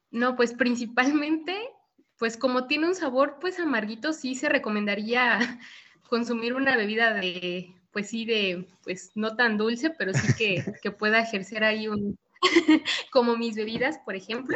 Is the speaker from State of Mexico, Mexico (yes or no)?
yes; State of Mexico, Mexico; en el Estado de México, de donde soy originaria